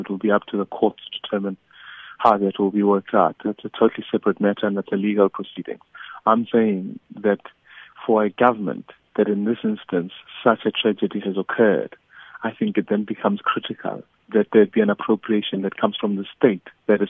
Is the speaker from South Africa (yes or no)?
yes; South Africa; us as the South African people